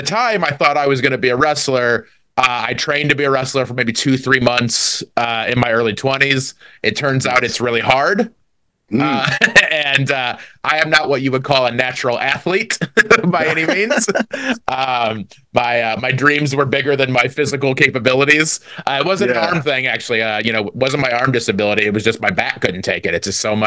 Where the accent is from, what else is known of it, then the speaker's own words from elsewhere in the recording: DeMotte, Indiana, United States; I grew up in a real small town called DeMott, Indiana